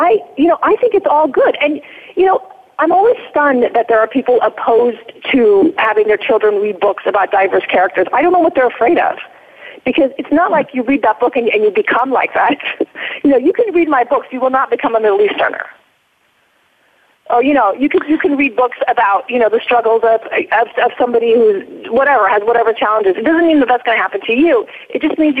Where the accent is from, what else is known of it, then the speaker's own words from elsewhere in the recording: United States; also born or lived in Iran / Newport Beach, California; I was raised in America